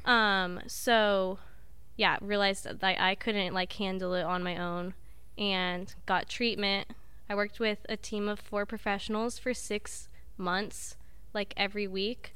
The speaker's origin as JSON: {"language": "English", "town": "Grants Pass", "region": "Oregon", "country": "United States", "also_born_or_lived": "Southern California", "moved": "as an adult", "said": "Southern Oregon, from, like, the boonies."}